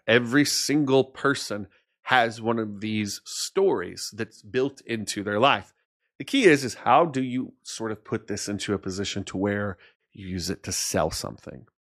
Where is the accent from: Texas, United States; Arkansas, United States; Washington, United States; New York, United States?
Arkansas, United States; moved away; I was this kid from Arkansas, um, that lived in a town that at the time had six thousand people in it